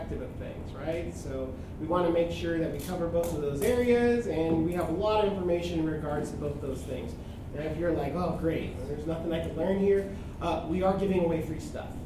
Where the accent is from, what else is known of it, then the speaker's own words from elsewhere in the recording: San Diego, California, United States; moved away; I'm originally from San Diego.